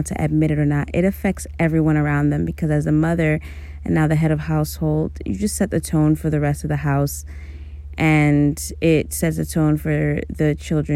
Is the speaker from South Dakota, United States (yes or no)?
no; New York City, New York, United States; also born or lived in Amherst, Massachusetts / Stony Brook, Long Island; I was born and raised in Brooklyn, New York City native.